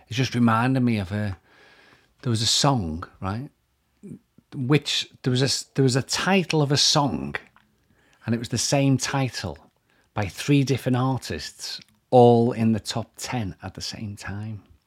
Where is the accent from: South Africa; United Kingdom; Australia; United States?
United Kingdom; Liverpool, North West England; accent: Scouse; I'm Scouse